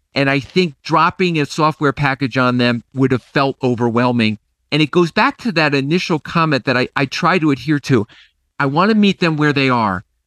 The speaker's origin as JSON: {"language": "English", "town": "Nassau", "region": "New York", "country": "United States", "tie": "born or raised there", "said": "my hometown is Nassau, New York"}